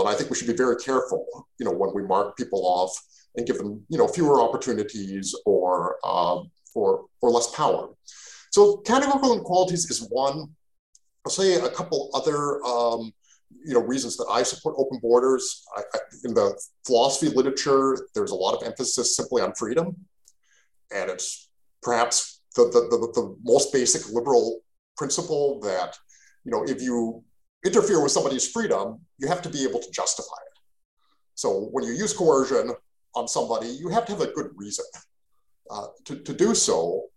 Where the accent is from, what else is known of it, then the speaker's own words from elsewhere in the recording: Canada; also born or lived in Mexico; now in Portland, United States; I'm Canadian. I grew up in Canada